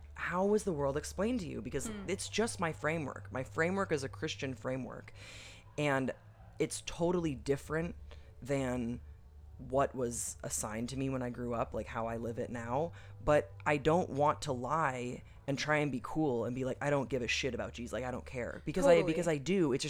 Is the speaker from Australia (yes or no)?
no; Waterloo, Wallonia, Belgium; But I grew up in Waterloo, Belgium. So it was just kind of an odd environment in general, because Belgium is a very this word is so corny, but secular country, you know.